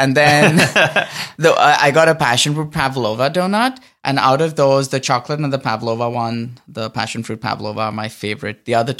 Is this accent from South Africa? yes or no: no; Mumbai, Maharashtra, India; also born or lived in Oakland / San Francisco; now in Los Angeles, United States; I grew up on the West Coast in Bombay.